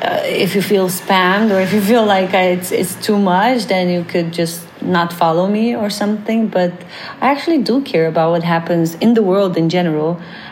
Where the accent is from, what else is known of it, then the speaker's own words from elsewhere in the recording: Canada; I'm so Canadian